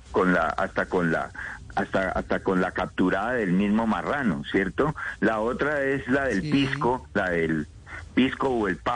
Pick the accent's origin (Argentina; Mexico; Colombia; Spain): Colombia